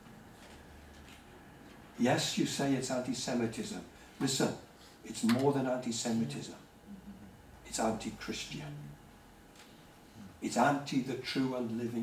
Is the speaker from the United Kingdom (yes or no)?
yes; United Kingdom; as British people